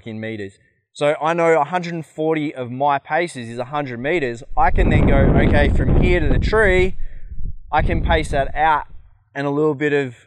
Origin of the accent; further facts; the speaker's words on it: Australia; I'm from Australia